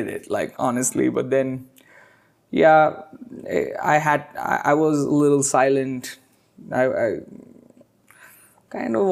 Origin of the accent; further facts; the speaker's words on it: Hyderabad, Telangana, India; also born or lived in Chennai; I was born in Chennai. Grew up all my life in Hyderabad.